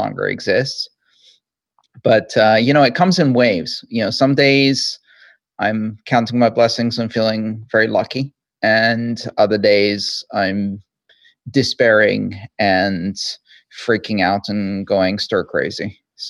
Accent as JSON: {"language": "English", "country": "Greece", "tie": "born or raised there", "said": "I grew up in Greece"}